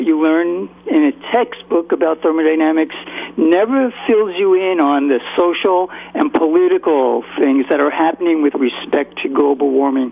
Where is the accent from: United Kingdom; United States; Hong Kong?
United States; New York City, New York; I grew up in New York City